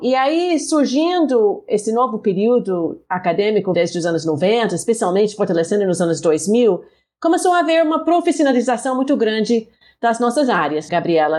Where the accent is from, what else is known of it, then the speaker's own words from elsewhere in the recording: United States; Portuguese is a second language; moved away as an adult; now in Brazil; sou dos Estados Unidos